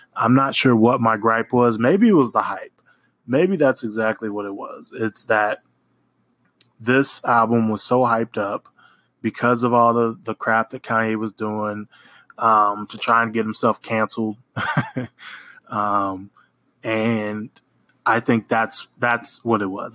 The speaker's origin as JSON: {"language": "English", "region": "Oklahoma", "country": "United States", "moved": "as an adult", "lives_now": "New Orleans, United States", "said": "I am from Oklahoma. Uh, I live in New Orleans currently"}